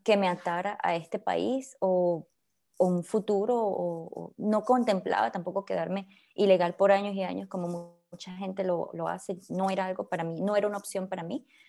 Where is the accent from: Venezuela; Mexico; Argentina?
Venezuela; also born or lived in Colombia; now in Belgium; una persona que creció en Venezuela con raíces colombianas